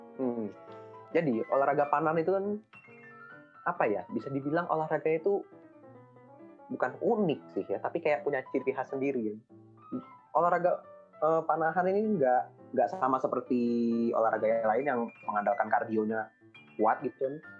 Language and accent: Indonesian; Bandung, West Java, Indonesia; asal daerah saya itu dari Bandung